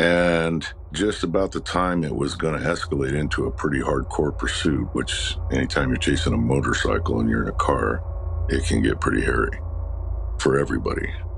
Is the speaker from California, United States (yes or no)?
yes; Los Angeles, California, United States; I was born and raised in Los Angeles. And it's not known for heavy fog